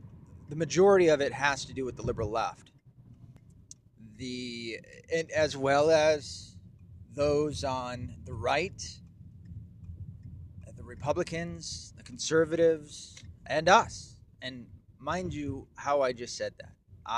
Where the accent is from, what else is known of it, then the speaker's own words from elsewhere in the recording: Tennessee, United States; also born or lived in Mount Home, Arkansas / Michigan / New York; as a quick summary, I was born in Mount Home, Arkansas. I was raised in Tennessee and Michigan, some in New York.